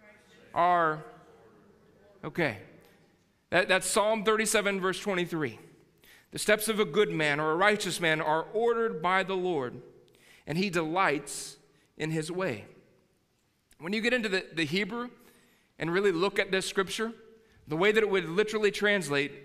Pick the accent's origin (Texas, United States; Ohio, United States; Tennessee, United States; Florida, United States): Texas, United States; I'm a Texan